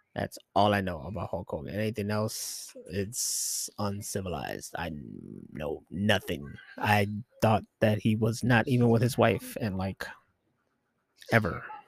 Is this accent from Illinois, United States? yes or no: yes; Chicago, Illinois, United States; I am from Chi Town, Chicago, Illinois